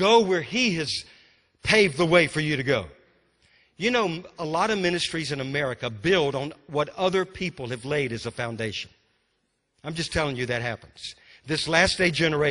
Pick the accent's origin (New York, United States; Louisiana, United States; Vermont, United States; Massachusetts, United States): Louisiana, United States; moved away as an adult; also born or lived in Texas / Mississippi; because I'm from Louisiana